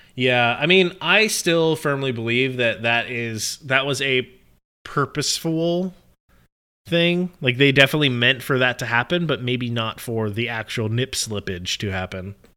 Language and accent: English; Pittsburgh, Pennsylvania, United States; I was born in Pittsburgh